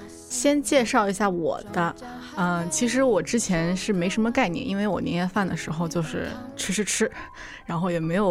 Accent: Zhenjiang, Jiangsu, China; now in Seattle, United States; 因为我的家乡在江苏镇江嘛。

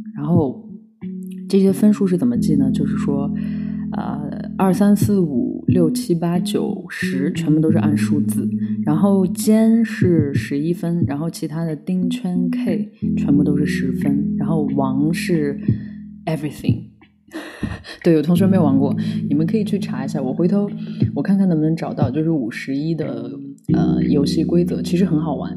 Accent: Lanzhou, Gansu, China; 我们兰州那里这样叫

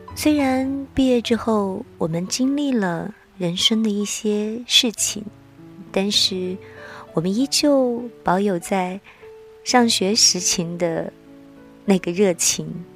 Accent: the South, southern China, China; 因为我是南方人。

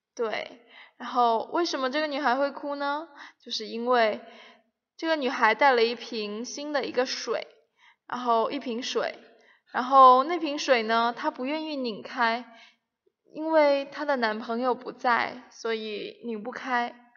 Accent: Shenzhen, Guangdong, China; moved away; 我们深圳那里已经开始短裤背心了

